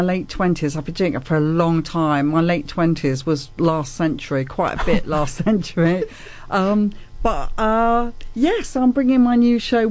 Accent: United Kingdom; also born or lived in Germany; I'm British, but I was born a German by accident.

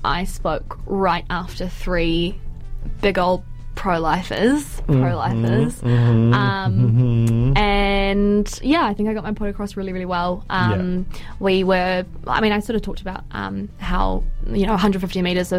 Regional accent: Auckland, New Zealand; I grew up in Massey, so, like, that's the OG hometown

